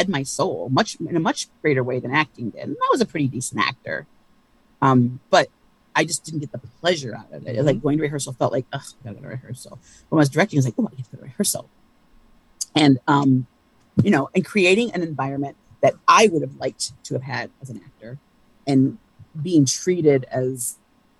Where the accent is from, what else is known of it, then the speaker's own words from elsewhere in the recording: Ann Arbor, Michigan, United States; moved away; also born or lived in Cincinnati; I grew up in Ann Arbor, Michigan.